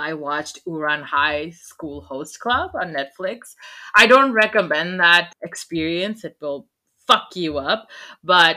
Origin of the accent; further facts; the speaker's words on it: Oman; I grew up in Oman.